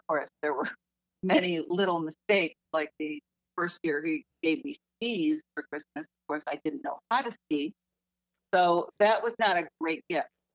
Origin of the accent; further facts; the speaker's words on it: Binghamton, New York, United States; moved away; Jim and I were both raised in Binghamton, New York